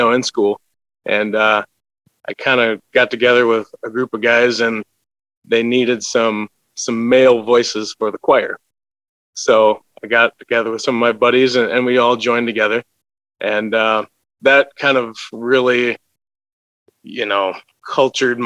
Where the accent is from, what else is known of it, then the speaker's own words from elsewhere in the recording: Wisconsin, United States; I'm from a little town called Chopier, Wisconsin